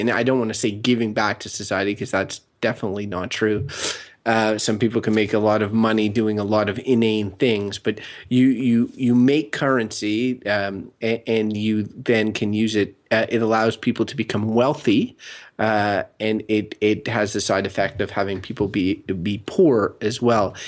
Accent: Canada; growing up in Canada

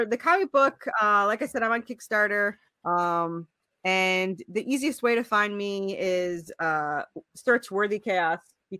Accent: New York, United States; you know, being in the South, but because I came from New York.

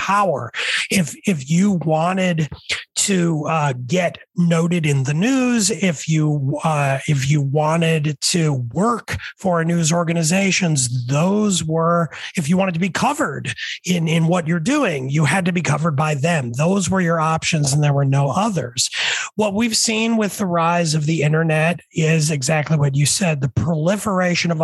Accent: New York City, New York, United States; moved away; I grew up in the 70s and 80s. And back then, I grew up at first in New York City

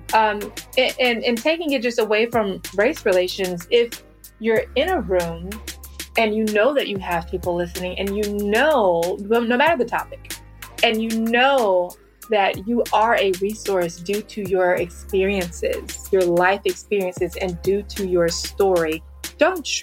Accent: Kinston, North Carolina, United States; I'm a military brat, but I grew up in Kinston, North Carolina

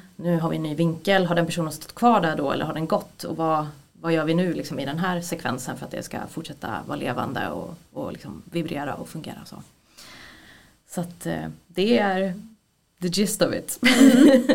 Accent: Gävle, Gävleborg County, Sweden; now in Stockholm, Sweden; jag är från Gävle från början, eh, jag är 33 år gammal men jag har bott i Stockholm väldigt länge

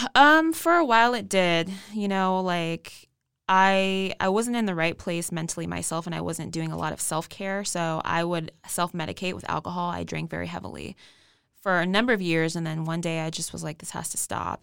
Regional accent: West Coast, United States; now in Texas, United States; I'm actually new to Texas. I'm twenty-eight years old. I'm from the West Coast.

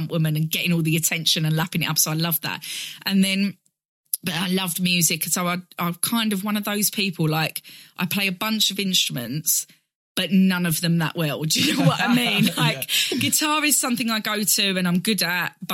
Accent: Basildon, East of England, United Kingdom; I grew up in Basildon in Essex

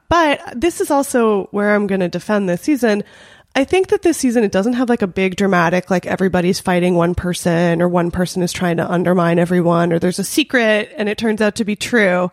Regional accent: Los Angeles, California, United States; I grew up in North Hollywood, uh, in an area that I think we're technically in Valley Village

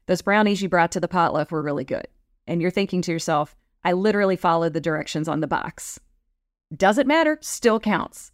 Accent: Texas, United States; growing up in Texas

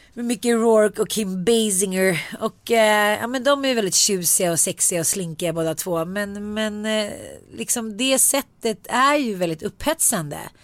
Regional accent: Sweden; jag är svensk

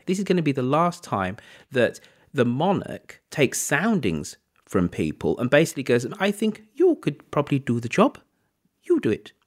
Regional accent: Birmingham, West Midlands, United Kingdom; as a Brummie

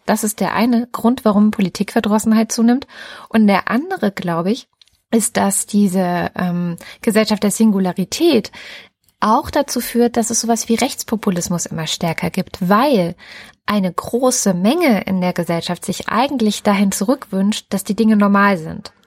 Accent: Baden-Württemberg, Germany; also born or lived in East Germany; als Ossi einfach mal nach Baden-Württemberg gepflanzt wirst

